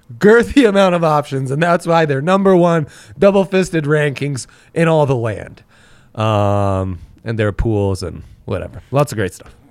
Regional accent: Italy; moved away; Growing up in Italy

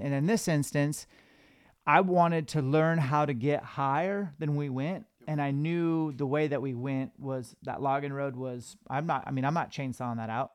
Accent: Washington, United States; we're from Washington

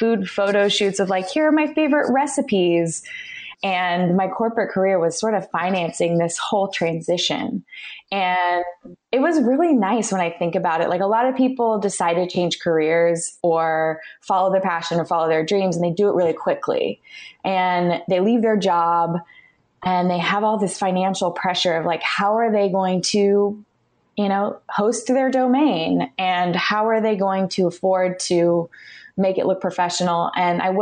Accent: California, United States; I was born and raised in California

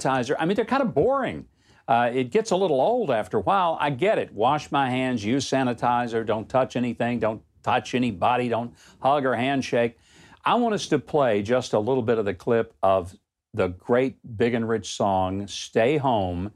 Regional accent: United States; as an American

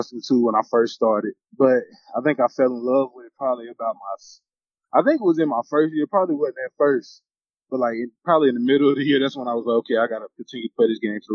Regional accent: Charlotte, North Carolina, United States; moved away as an adult; I grew up in Charlotte, North Carolina

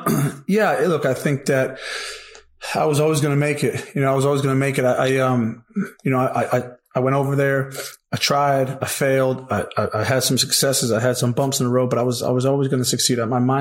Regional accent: New Jersey, United States; I'm from Central Jersey.

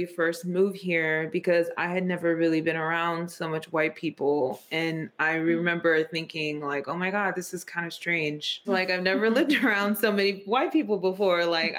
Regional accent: San Francisco, California, United States; That's the home that we grew up in San Francisco.

